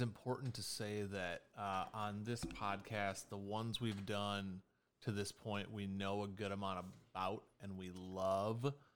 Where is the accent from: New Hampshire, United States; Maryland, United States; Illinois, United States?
Illinois, United States; Chicago; Born and raised in Chicago